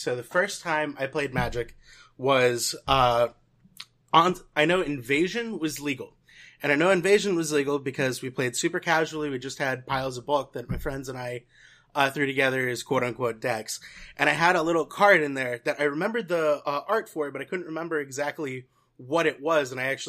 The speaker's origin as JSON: {"language": "English", "town": "Atlanta", "region": "Georgia", "country": "United States", "tie": "born or raised there", "also_born_or_lived": "Louisville", "lives_now": "Charlotte, United States", "said": "I actually grew up in Atlanta. I was born in Louisville, Kentucky, and moved there after, you know, a year or so. So I've been a Georgia boy since, mm-hmm. you know, day one, pretty much."}